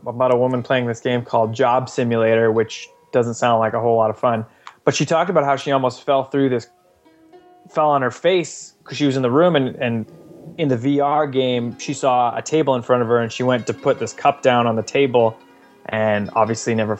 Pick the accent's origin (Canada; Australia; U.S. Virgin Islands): Canada; I'm Canadian, but I'm not French Canadian